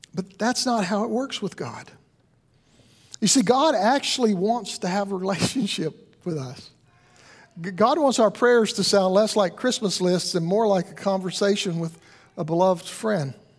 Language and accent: English; the South, United States; I grew up in the South